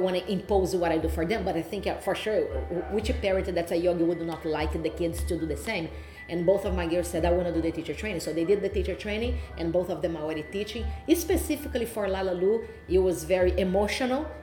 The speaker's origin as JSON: {"language": "English", "region": "Rio de Janeiro", "country": "Brazil", "second_language": "English", "moved": "as an adult", "lives_now": "Toronto, Canada", "said": "my background was fighting from Brazil"}